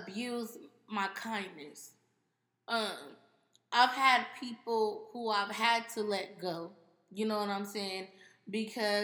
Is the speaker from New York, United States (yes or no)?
no; Pasadena, California, United States; we're from Pasadena